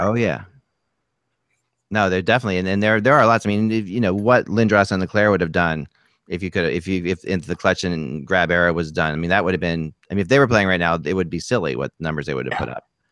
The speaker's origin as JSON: {"language": "English", "town": "Cherry Hill", "region": "New Jersey", "country": "United States", "tie": "born or raised there", "said": "Cherry Hill, which um, which is my hometown"}